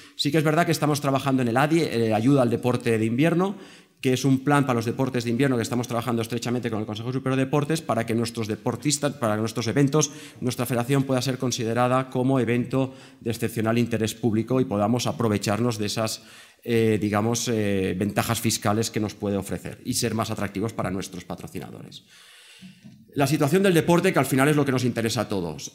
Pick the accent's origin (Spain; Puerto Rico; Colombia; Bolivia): Spain; Val d'Aran, born in Baqueira-Beret, Catalonia; soy del Valle de Arán, nacido en Baqueira Beret